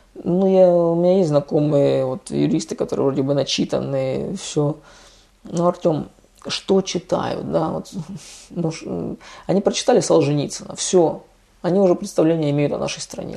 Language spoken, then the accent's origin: Russian; Russia; now in Spain; мы из России